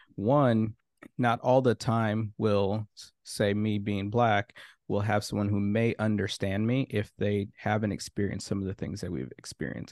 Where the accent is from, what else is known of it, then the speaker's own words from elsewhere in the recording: Minnesota, United States; also born or lived in Haiti; I'm from Haiti originally, but grew up in Minnesota